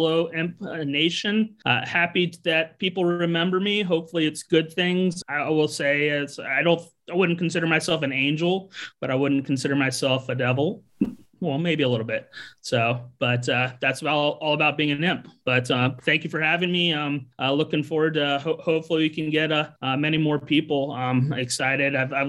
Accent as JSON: {"language": "English", "town": "Southern Pines", "region": "North Carolina", "country": "United States", "tie": "born or raised there", "also_born_or_lived": "Charlottesville, Virginia", "said": "I grew up in North Carolina, and Pinehurst, North Carolina, Southern Pines, North Carolina."}